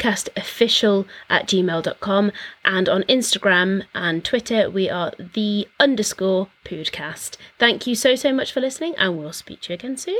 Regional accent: Isle of Man; I grew up on the Isle of Man. There was very, very little going on.

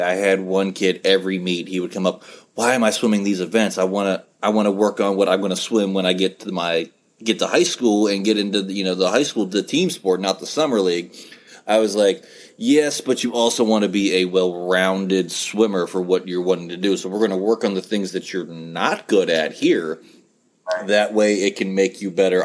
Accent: West Virginia, United States; moved away; I'm originally from West Virginia, so I am a Mountaineer fan.

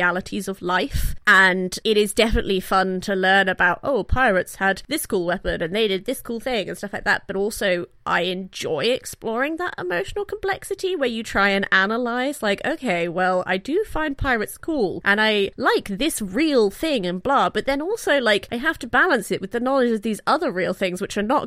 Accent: Bristol, South West England, United Kingdom; we're from Bristol. Our voices are pirate voices.

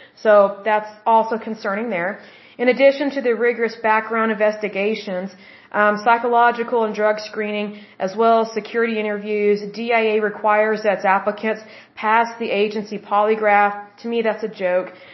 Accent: United States; as the American people

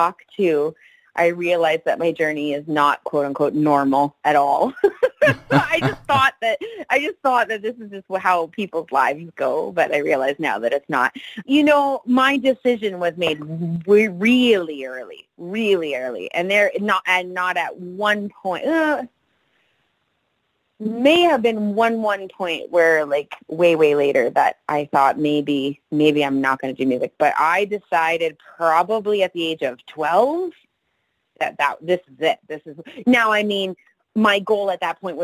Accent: Salmon Arm, British Columbia, Canada; Salmon Arm is my hometown.

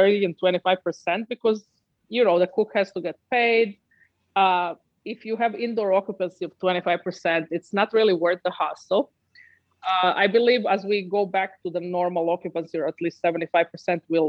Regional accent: Northern Adriatic, Croatia; moved away as an adult; now in New York City, United States; I'm from Northern Adriatic, which is on a border of Italy. So Croatia in Northern Adriatic

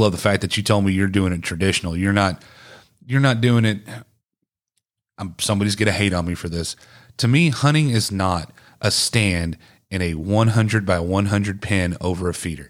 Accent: East Texas, United States; also born or lived in Cleburne, Texas / Godley, Texas; I was born in Cleburne, moved to East Texas, and grew up in a very small t-, town

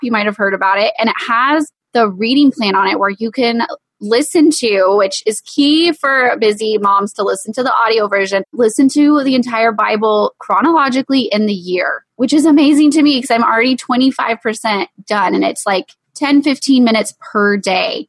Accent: East Texas, United States; we're from East Texas

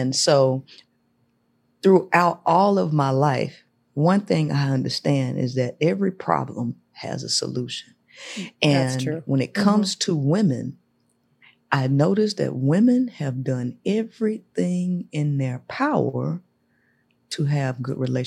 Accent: Shreveport, Louisiana, United States; moved away as an adult; now in Houston, United States; I'm originally from Shreveport, Louisiana, but I live in Texas. I've been in Houston for 12 years now.

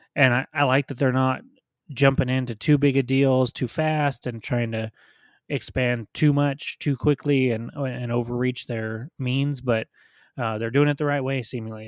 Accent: United States; as an American sports fan

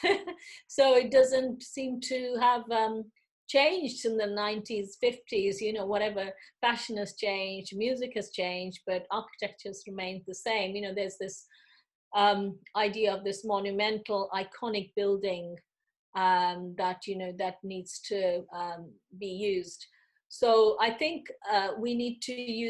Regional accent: India; moved away as an adult; now in United Kingdom; I came from India. I didn't study my part one and two in the UK. I did those in India

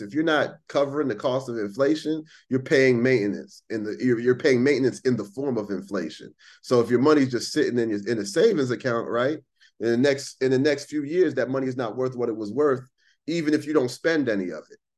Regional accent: United States

